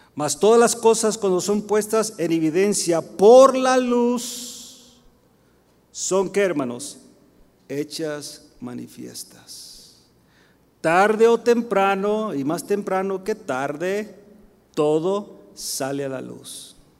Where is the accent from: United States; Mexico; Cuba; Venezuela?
United States; soy mexicano, 100%, ¿ok, mis hermanos? Pero nacido en Estados Unidos